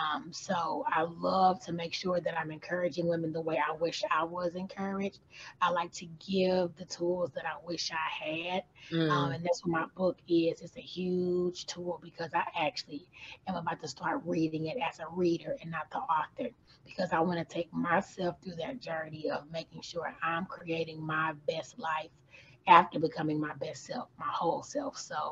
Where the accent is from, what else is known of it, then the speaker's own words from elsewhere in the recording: St. Louis, Missouri, United States; moved away as an adult; now in Louisville, United States; I was born and raised in St. Louis, Missouri. Mm. I relocated to Louisville, Kentucky around 2012. I got married and I've been here since 2012.